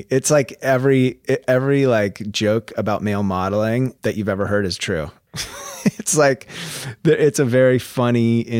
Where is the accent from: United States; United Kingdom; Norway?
United States; Vashon, Washington; also born or lived in Bellevue, United States; And then I moved when I was in middle school, I moved from Vashon to Bellevue, which was like going to the city, you know?